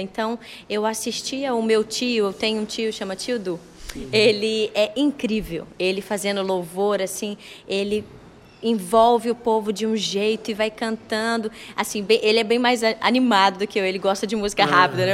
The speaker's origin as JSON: {"language": "Portuguese", "region": "Minas Gerais", "country": "Brazil", "accent": "mineiro", "said": "Mineiríssima, mineiríssima. Todo lugar que eu vou, assim, diferente, eu percebo que meu sotaque é forte"}